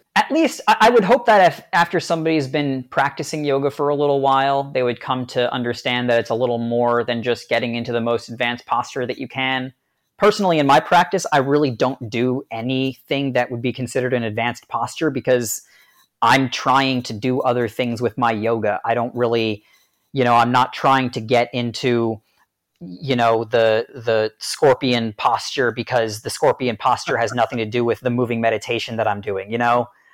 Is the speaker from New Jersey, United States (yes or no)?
yes; New Jersey, United States; I'm right up in North Jersey